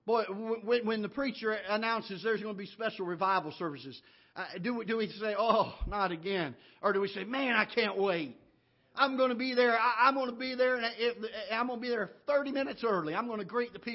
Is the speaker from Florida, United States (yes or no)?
yes; Florida, United States; now in Missouri, United States; I grew up down in Florida